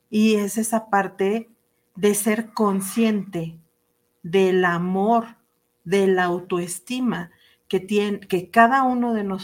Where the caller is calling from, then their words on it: Ciudad Obregón, Sonora, Mexico; de Ciudad Obregón, Sonora.